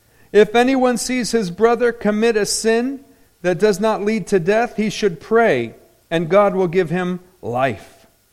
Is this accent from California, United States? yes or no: yes; Anaheim, California, United States; I grew up in Anaheim. Nobody gets in that club.